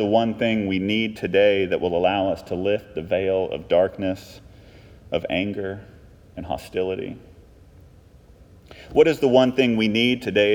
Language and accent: English; Texas, United States; I'm from Texas